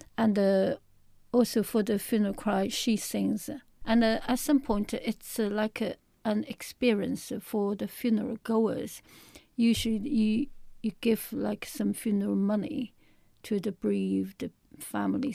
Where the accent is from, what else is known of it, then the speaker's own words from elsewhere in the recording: Shanghai, China; I'm from Shanghai in a big city